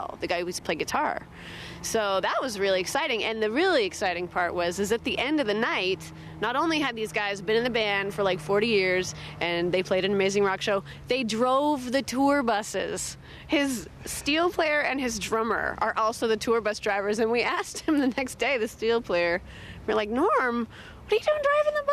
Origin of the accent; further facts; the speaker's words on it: Northern Washington, United States; growing up in Northern Washington